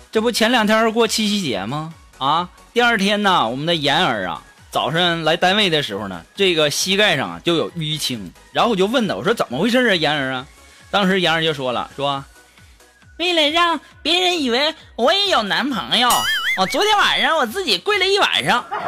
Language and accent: Chinese; China; 我们中国人太厉害了